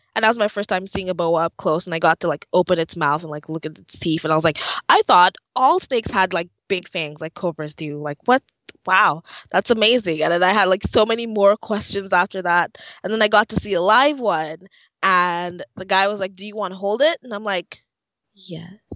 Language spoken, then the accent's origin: English; Dominica; moved away; I'm from the Commonwealth of Dominica. That's in the Caribbean.